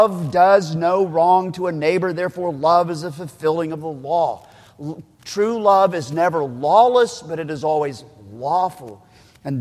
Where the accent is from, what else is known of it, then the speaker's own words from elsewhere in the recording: Oklahoma, United States; I'm from Oklahoma, so we still talk about wash rags